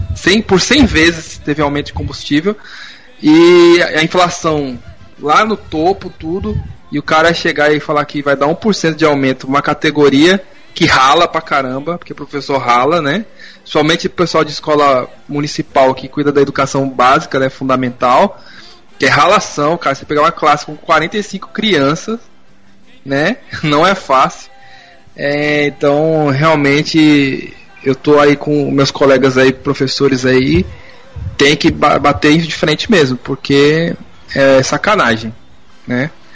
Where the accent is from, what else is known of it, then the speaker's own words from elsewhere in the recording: Rio Grande da Serra, São Paulo, Brazil; eu fui criado em Rio Grande da Serra